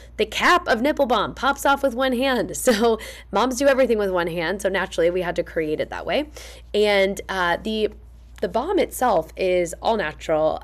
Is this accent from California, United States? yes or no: no; Fishers, Indiana, United States; moved away; I'm back in my hometown of Fishers, Indiana, spending time with my family